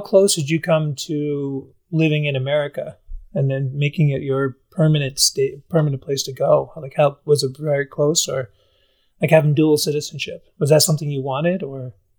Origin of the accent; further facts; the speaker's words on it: Albany, New York, United States; moved away as an adult; I grew up in Albany area